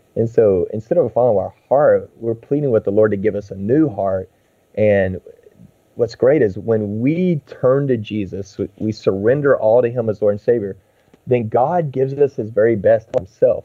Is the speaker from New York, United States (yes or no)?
no; Texas, United States; I grew up in Texas